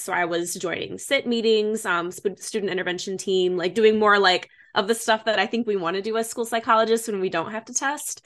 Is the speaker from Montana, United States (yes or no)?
no; Michigan, United States; moved away; also born or lived in Chicago; I was born and raised in Michigan. So, from the Midwest